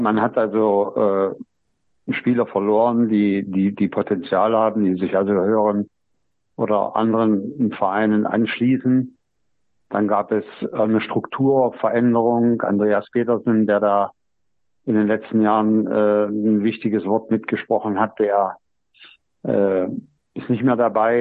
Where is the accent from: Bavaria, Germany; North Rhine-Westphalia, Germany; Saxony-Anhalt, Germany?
Saxony-Anhalt, Germany; Halberstadt; born or raised there; moved away as an adult; also born or lived in Magdeburg / Nordhausen / Erfurt / Jena